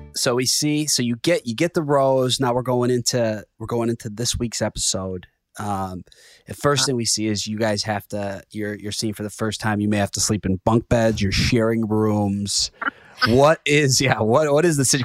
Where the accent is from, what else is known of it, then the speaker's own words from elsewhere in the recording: Chicago, Illinois, United States; I'm from Chicago